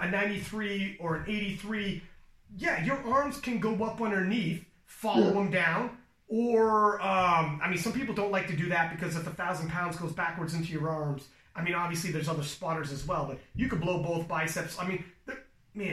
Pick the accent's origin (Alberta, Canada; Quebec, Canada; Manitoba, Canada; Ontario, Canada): Ontario, Canada; We're both from Ontario.